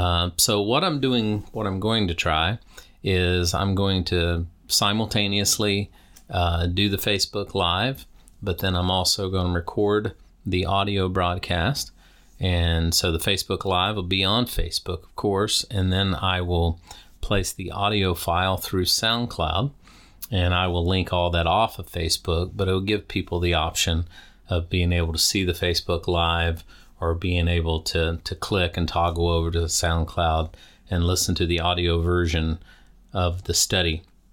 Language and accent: English; Deep South, United States; You know, I was raised in the Deep South.